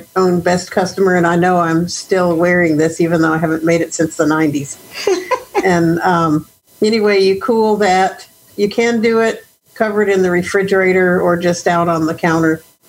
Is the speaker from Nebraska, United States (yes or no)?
no; Austin, Texas, United States; I am from Austin, Texas.